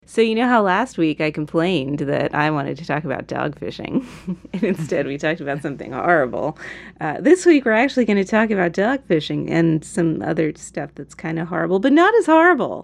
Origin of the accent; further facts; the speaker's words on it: United States; a progressive American